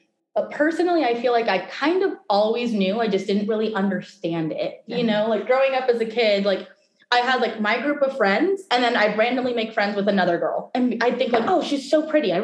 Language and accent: English; Live Oak, California, United States; born or raised there; also born or lived in Mexico; now in Sacramento, United States